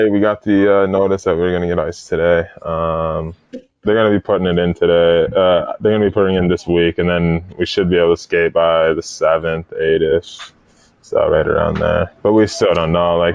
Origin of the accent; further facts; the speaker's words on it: Minnesota, United States; now in Maine, United States; I came from Minnesota, which is you know normally cold